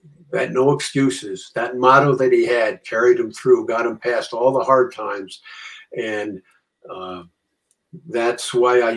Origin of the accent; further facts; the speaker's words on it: Norwalk, Connecticut, United States; I grew up in Norwalk